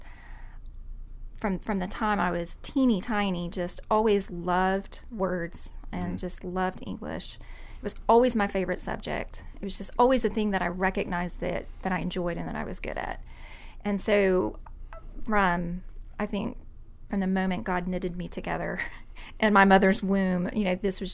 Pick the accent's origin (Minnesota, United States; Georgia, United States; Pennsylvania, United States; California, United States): Georgia, United States; College Park; my hometown, College Park, Georgia